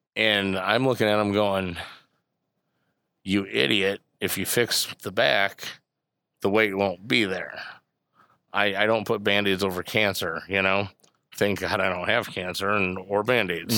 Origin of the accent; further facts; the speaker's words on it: Bourbonnais, Illinois, United States; I grew up in Bourbonnais